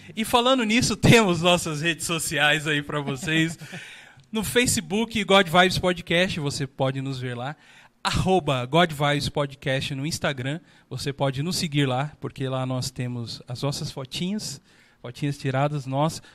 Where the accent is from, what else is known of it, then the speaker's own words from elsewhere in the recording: Brazil; como brasileiro